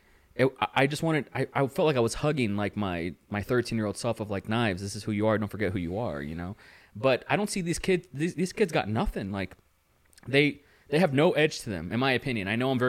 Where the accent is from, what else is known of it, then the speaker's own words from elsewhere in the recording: California, United States; it was my window into the 90s experience growing up in California.